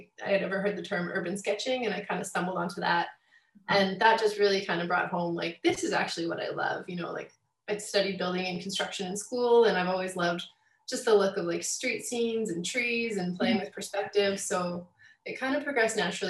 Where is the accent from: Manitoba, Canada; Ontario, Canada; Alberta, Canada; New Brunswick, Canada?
Alberta, Canada; Calgary; I'm kind of born and raised in Calgary